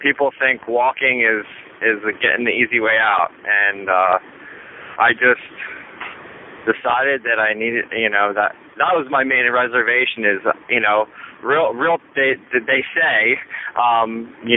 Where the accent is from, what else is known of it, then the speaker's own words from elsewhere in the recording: Harrisburg, Pennsylvania, United States; I'm from Harrisburg, Pennsylvania.